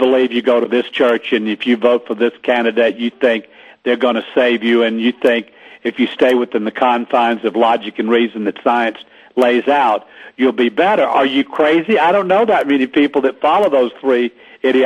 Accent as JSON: {"language": "English", "region": "the South", "country": "United States", "said": "I'm from Magnolia Bushes down in the South."}